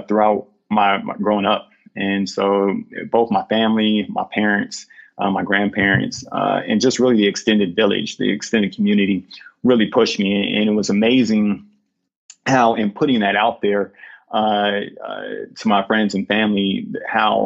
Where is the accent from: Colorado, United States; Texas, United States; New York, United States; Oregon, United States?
Oregon, United States; Portland; moved away as an adult; also born or lived in Columbus, Ohio; my hometown of Portland, Oregon